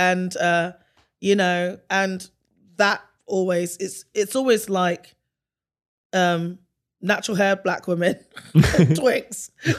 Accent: England, United Kingdom; And I grew up like in a village, and then I went to a city that was diverse, but hella segregated.

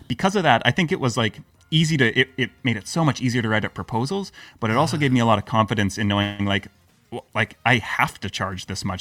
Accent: Canada; also born or lived in Croatia / Lisbon / United Kingdom; now in Serbia; I'm Canadian.

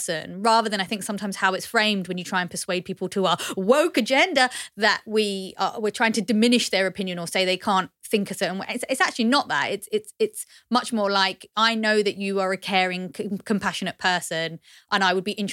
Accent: United Kingdom; I'm British

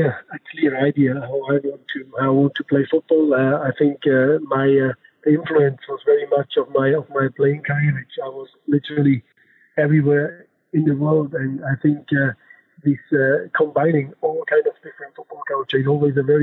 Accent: Germany; accent: German; English is a second language; I'm German, you know, my accent, and also by my passport

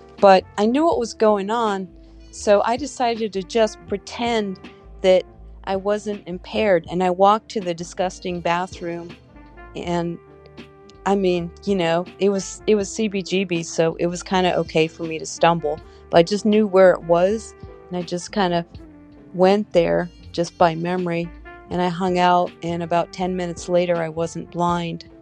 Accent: United States; I'm an American.

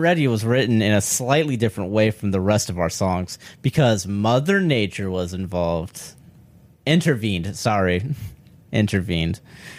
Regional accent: Brooklyn, New York, United States; Hey, yo, I'm from Brooklyn.

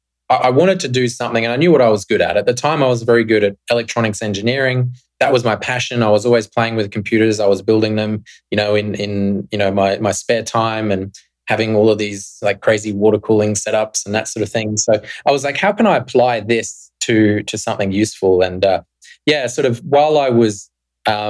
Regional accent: Australia; moved away as an adult; I grew up in Australia in the 90s

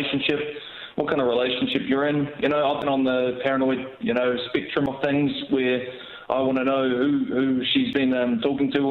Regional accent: Hastings, Hawke's Bay, New Zealand; moved away; I'm originally from Hawke's Bay as well. You know, I'm from Hastings, so everybody knows everybody

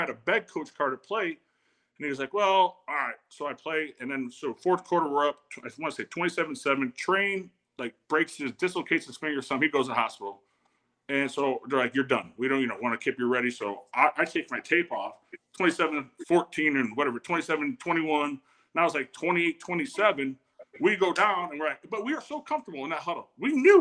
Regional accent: Ottawa, Illinois, United States; I grew up in Ottawa, Illinois.

